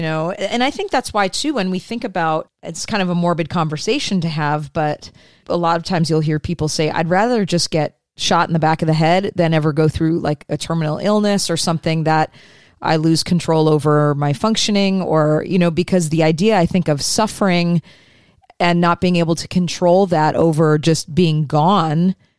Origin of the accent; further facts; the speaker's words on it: Detroit, Michigan, United States; I grew up in Detroit